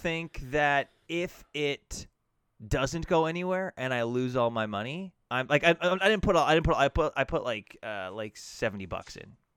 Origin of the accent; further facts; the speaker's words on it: Alberta, Canada; growing up in Alberta